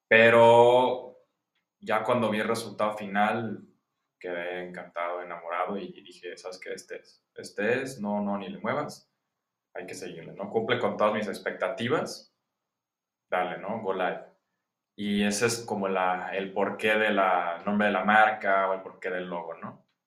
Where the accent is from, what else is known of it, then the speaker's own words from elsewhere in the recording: Guadalajara, Jalisco, Mexico; soy ingeniero industrial, soy de Guadalajara, ya treintón